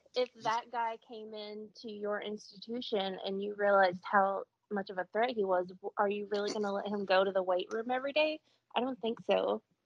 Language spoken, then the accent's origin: English; the South, United States; I am from the South